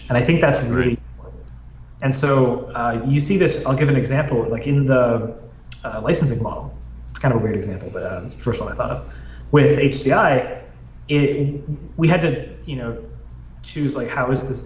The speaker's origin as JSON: {"language": "English", "country": "Canada", "moved": "yes", "said": "my home country, Canada"}